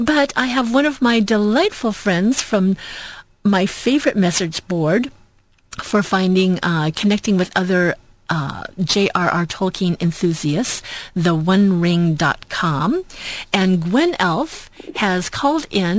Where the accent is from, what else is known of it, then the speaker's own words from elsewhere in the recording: Long Beach, California, United States; I was born in Long Beach here in Southern California, and I've managed to kind of move back and forth a little bit between counties